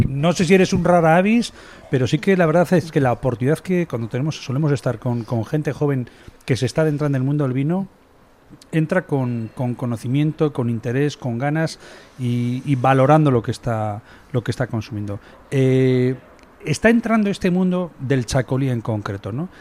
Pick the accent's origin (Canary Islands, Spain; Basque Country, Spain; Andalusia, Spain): Basque Country, Spain; Eibar; que igual que yo somos de Ibar